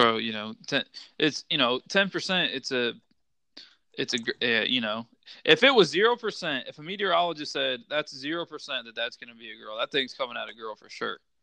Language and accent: English; Midwest, United States; I'm from the Midwest